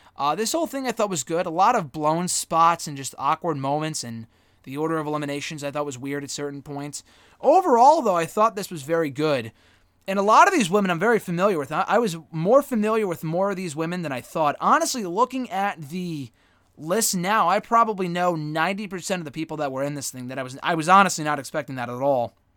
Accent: Connecticut, United States; we were from Connecticut, that we came all the way from Connecticut

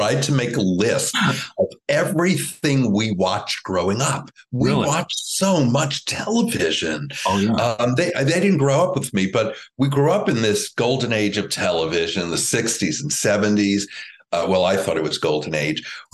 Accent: Woodmere, New York, United States; I grew up in Woodmere, New York, which is on Long Island

